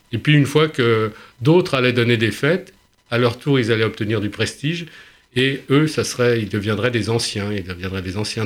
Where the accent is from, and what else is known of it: Paris, Île-de-France, France